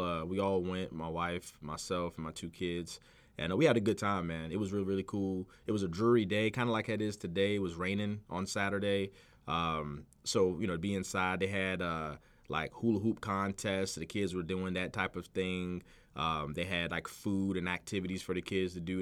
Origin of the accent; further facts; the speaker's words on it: Virginia Beach, Virginia, United States; also born or lived in Chesapeake, Virginia; I grew up in Virginia Beach, but I've been living in Chesapeake for the last, like, twelve years.